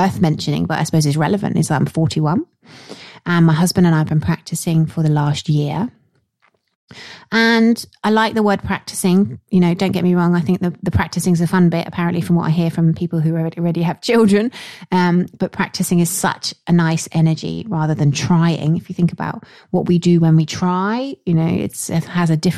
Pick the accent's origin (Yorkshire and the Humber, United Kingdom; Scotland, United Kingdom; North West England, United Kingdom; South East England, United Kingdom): Yorkshire and the Humber, United Kingdom; accent: Yorkshire; going to Broughton Hall, my Yorkshire accent, which is up in Yorkshire